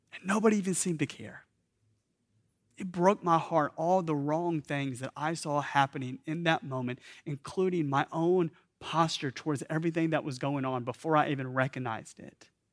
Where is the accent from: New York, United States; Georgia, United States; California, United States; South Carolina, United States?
Georgia, United States; Atlanta; I grew up in Atlanta